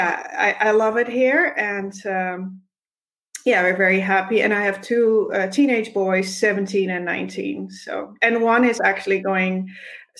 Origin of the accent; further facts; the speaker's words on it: Netherlands; moved away as an adult; now in Alberta, Canada; I was born in the Netherlands, and when I was 25, I married my husband, and when I was 30, we moved to Canada